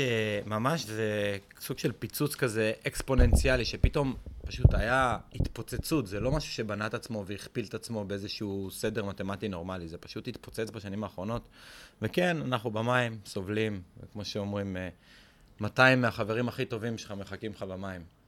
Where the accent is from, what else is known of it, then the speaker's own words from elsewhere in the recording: Israel; קודם כל אנחנו בישראל, אנחנו ישראלים